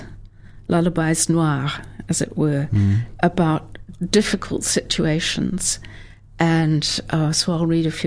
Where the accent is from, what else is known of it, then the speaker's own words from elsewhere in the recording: Southland, New Zealand; now in Dunedin, New Zealand; I grew up in very rural, very flat Southland